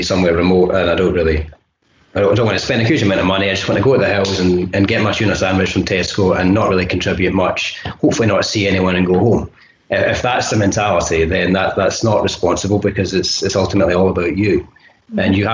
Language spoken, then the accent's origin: English; Glasgow, Scotland, United Kingdom; it's my home city